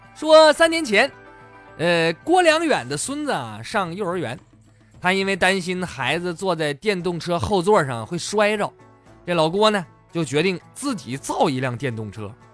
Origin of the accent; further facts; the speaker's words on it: Northeast China, China; 就是我是东北人呐，这粤语不太标准